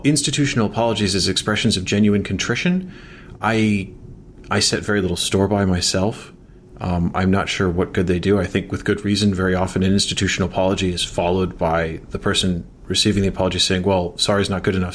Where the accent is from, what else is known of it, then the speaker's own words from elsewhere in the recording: Chicago, Illinois, United States; I'm from Chicago.